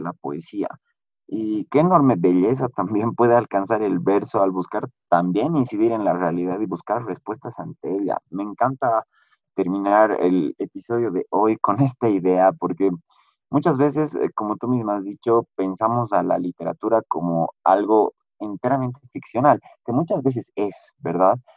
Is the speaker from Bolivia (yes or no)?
yes; Bolivia; como bolivianos